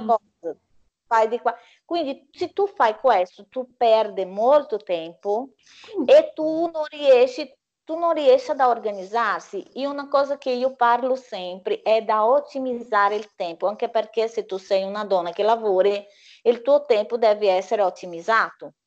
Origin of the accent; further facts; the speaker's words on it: Brazil; Italian is a second language; now in Italy; quella bellissima colazione che facciamo dal mio paese